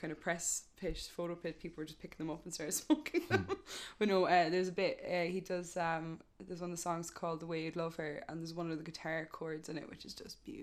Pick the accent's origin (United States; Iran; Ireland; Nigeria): Ireland; Cork, Munster; accent: thick Cork; my thick Cork accent